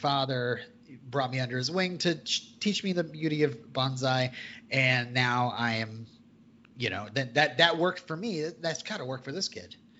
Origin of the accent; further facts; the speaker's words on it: Vermont, United States; I'm from Vermont.